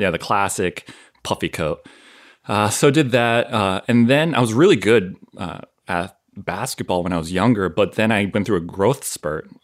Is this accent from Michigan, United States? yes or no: no; southern Maine, United States; moved away as an adult; also born or lived in Connecticut / Boston / Florida; I grew up in Maine, southern Maine, which a lot of people are surprised with. Yes, there are Koreans in, in Maine